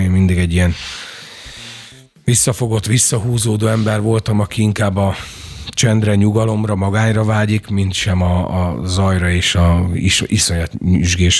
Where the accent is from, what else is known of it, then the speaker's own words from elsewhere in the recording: Doboz, Békés, Hungary; also born or lived in Gyula; én dobozon nőttem föl egy, egy, egy hát nagy község, ahol 5000 ember mhm. lakik